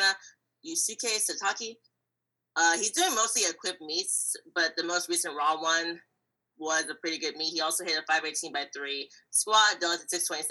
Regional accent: United States; I'm from America

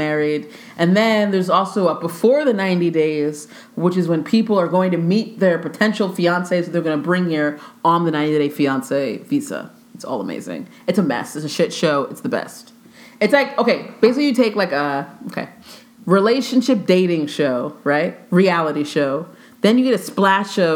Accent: New Jersey, United States; Jersey. I'm from Jersey.

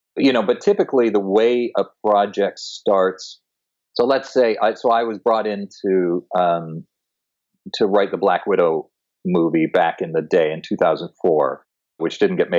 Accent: Toronto, Ontario, Canada; moved away as an adult; now in Los Angeles, United States; No, I moved here when I was 20 from Toronto, Canada, to be an actor.

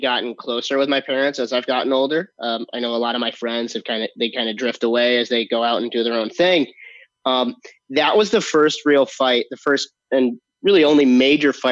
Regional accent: Hartford, Connecticut, United States; moved away as an adult; also born or lived in Los Angeles; I'm originally from Hartford, Connecticut

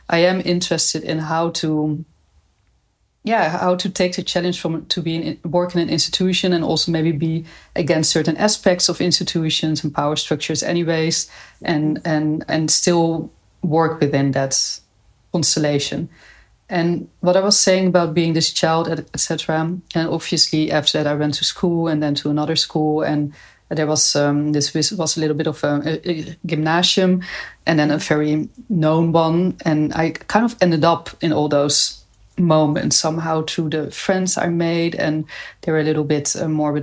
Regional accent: Nijmegen, Gelderland, Netherlands; I'm from Nijmegen.

